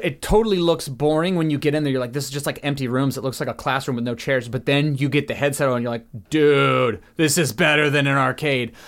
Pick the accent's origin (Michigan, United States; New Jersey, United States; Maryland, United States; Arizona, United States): Maryland, United States; Southern; now in Los Angeles, United States; I'm from Maryland, uh, Southern Maryland people